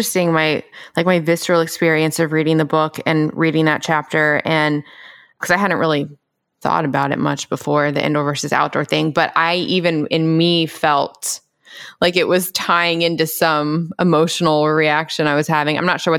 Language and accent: English; Memphis, Tennessee, United States; I grew up in Memphis.